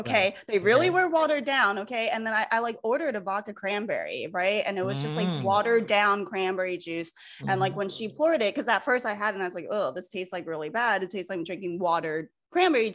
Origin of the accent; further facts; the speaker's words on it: United States; also born or lived in Los Angeles; now in New York, United States; I'm originally from the East Coast, so I'm kind of an East Coast girl at heart, you know, Philly, Philly, Jersey